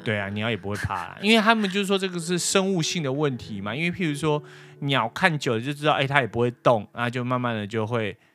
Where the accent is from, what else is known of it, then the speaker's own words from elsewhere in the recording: Taipei, Taiwan; 我小时候就吃乖乖而已啊。因为台北比较少看到人家卖椒，因为我小时候也很少出去啊